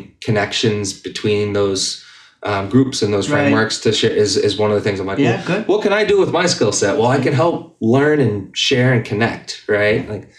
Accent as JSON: {"language": "English", "town": "Methuen", "region": "Massachusetts", "country": "United States", "tie": "born or raised there", "said": "out in Lawrence and Methuen, which is where I grew up in Methuen."}